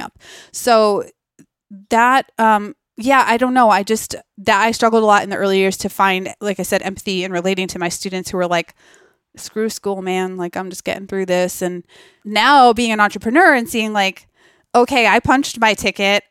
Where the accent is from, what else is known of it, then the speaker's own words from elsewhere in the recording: Massachusetts, United States; growing up in Massachusetts